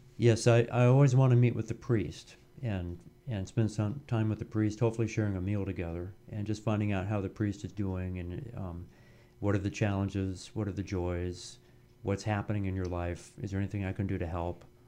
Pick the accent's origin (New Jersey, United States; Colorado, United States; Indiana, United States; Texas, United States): Colorado, United States; Denver; came back to my hometown of Denver, Colorado